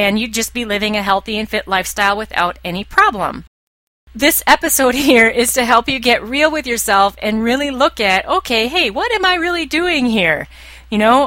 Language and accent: English; United States; I'm an American.